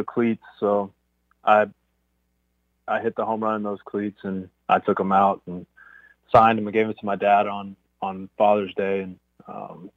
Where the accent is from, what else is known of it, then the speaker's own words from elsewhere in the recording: Irving, Texas, United States; I grew up in Irving, so I grew up a diehard Rangers fan